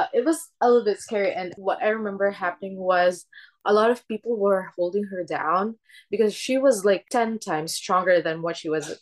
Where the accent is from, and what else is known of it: Philippines; born or raised there; English is a second language; moved away